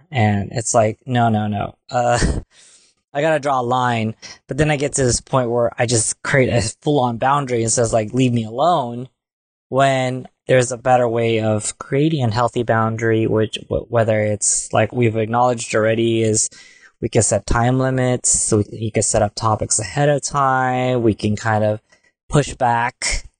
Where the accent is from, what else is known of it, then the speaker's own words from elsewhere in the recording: Philippines; And being Filipino, for one, we're very family oriented.